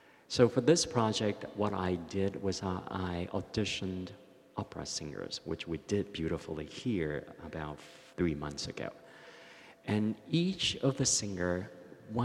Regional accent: Taichung, Taiwan; moved away; growing up in Taichung in hot summer nights in the 60s

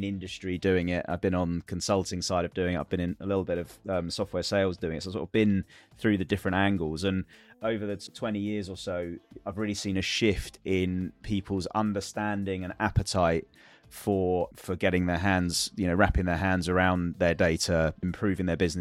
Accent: London, United Kingdom; I'm from London in the UK

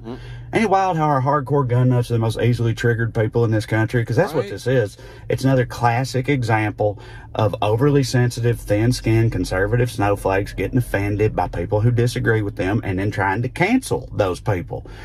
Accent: Tennessee, United States; moved away; My home state of Tennessee

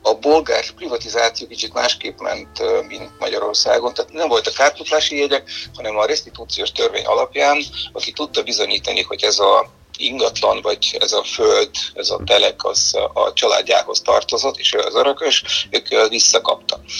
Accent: Bulgaria; Hungarian is a second language; moved away as an adult; now in Hungary; fiatal voltam Bulgáriában

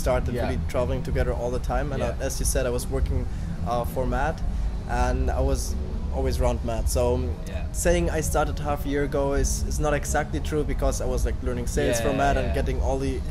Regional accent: Germany; I'm from Germany.

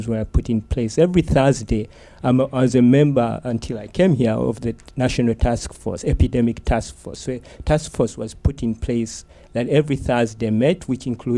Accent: Uganda; moved away; I'm from Uganda, where we've dealt with several epidemics

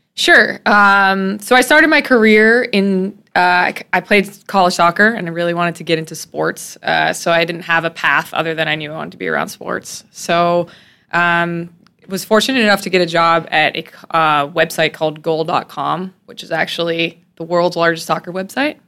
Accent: Oswego, New York, United States; I grew up in a very small town called Oswego, New York

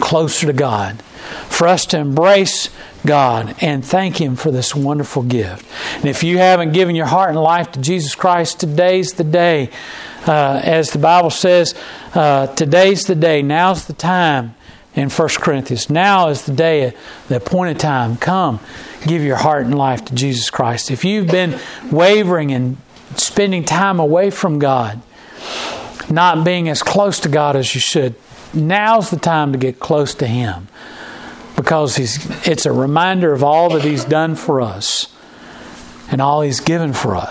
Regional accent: Charlotte, North Carolina, United States; moved away; I grew up in North Carolina and in Charlotte

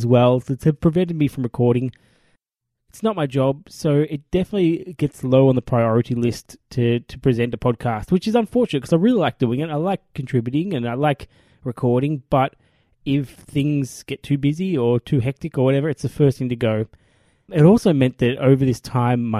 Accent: Australia; as an Australian group

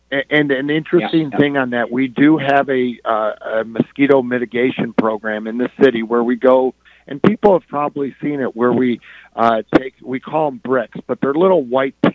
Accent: Dearborn, Michigan, United States; Well, I uh, I'm a lifelong Dearborn resident, like uh, many of our other candidates

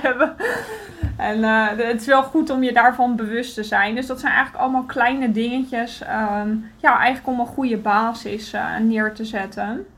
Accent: Netherlands; now in Greece; wij mogen als Nederlanders

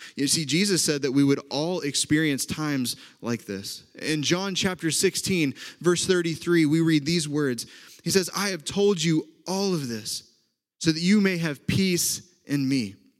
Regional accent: Oklahoma, United States; accent: Oklahoma; moved away as an adult; also born or lived in Indiana; now in Wisconsin, United States; from Oklahoma like I am

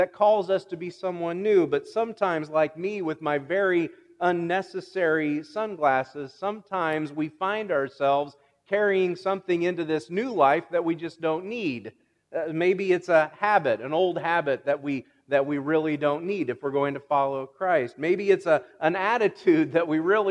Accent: Illinois, United States; I'm from Illinois

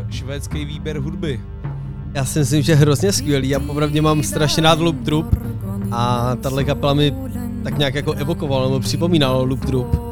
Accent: Roudnice nad Labem, Ústí nad Labem Region, Czechia; u nás na Gimplu tady v Roudnici

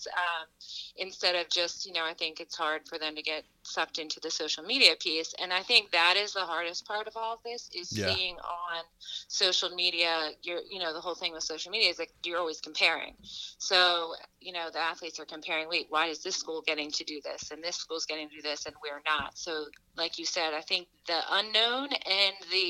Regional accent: Springfield, Pennsylvania, United States; also born or lived in Scranton; I grew up in the area in like the Philadelphia suburbs, Springfield, Delaware County.

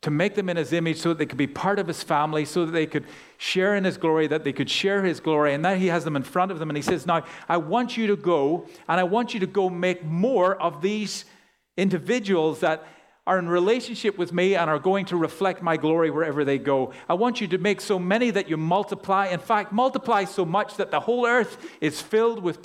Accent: Ireland; now in Australia; growing up in Ireland

